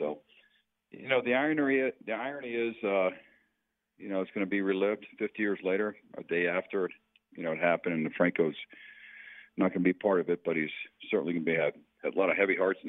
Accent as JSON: {"language": "English", "town": "Cleveland", "region": "Ohio", "country": "United States", "said": "I came from Cleveland to go to Pittsburgh for 7 years, even when I played in Chicago for a number of years."}